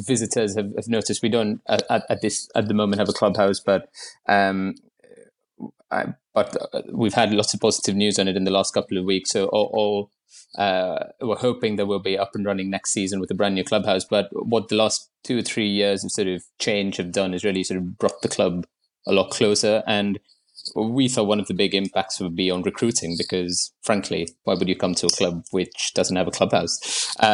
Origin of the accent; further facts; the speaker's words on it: Mumbai, Maharashtra, India; moved away as an adult; now in London, United Kingdom; I moved to London in 2014 from Bombay, where I grew up.